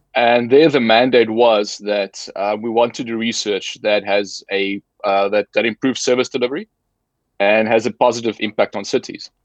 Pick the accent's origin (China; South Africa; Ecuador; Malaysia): South Africa; moved away; I'm formerly from South Africa. Uh, so grew up there, studied there